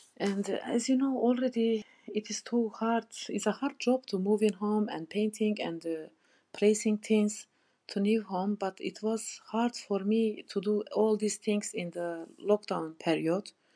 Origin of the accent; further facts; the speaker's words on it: Turkey; English is a second language; moved away as an adult; now in Leeds, United Kingdom; I'm from Turkey